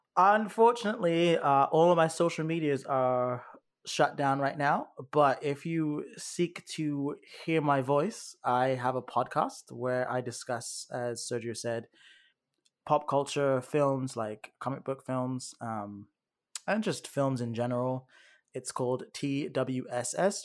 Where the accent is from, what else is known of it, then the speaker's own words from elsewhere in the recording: United Kingdom; moved away; you can tell I'm, I'm from Great Britain